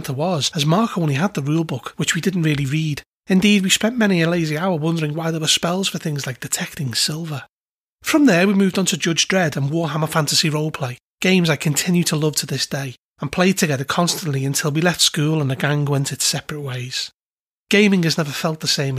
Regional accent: Liverpool, North West England, United Kingdom; the place I grew up in Liverpool, Norris Green's Woolworths, at the age of 12.

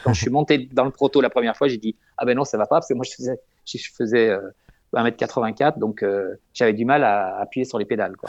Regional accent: France; on est français

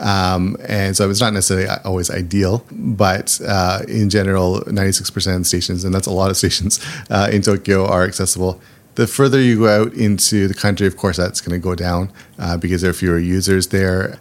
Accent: small town outside of Toronto, Ontario, Canada; moved away as an adult; now in Japan; I grew up in Canada. I'm from a small town outside of Toronto

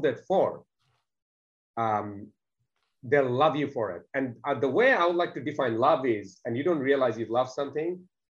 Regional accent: Bangladesh; English is a second language; now in Australia; I wasn't even born in Australia. English wasn't in my first language. I didn't even see a computer till the age of 16. I consider myself to be extremely fortunate for the ticket in life I have been given, coming from a country called Bangladesh

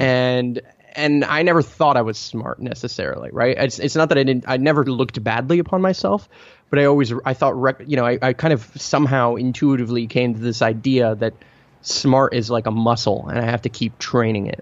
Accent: Montreal, Quebec, Canada; born or raised there; first language Italian; English is a second language

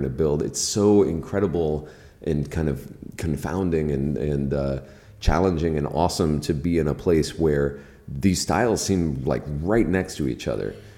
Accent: Key West, Florida, United States; moved away; I grew up in Key West

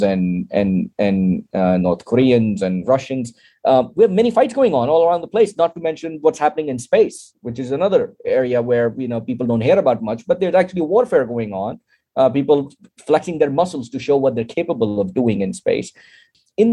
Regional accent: Pakistan; now in United States; to be a Pakistani as well as an American citizen

